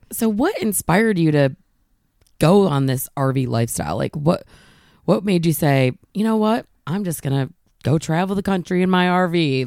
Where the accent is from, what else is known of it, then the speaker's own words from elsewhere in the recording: Michigan, United States; moved away; I grew up in Michigan